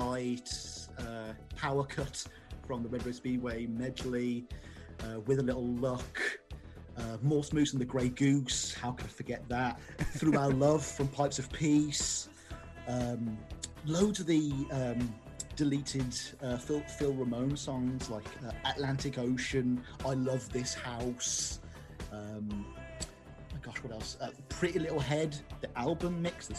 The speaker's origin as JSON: {"language": "English", "town": "Birmingham", "region": "West Midlands", "country": "United Kingdom", "said": "I am from Birmingham"}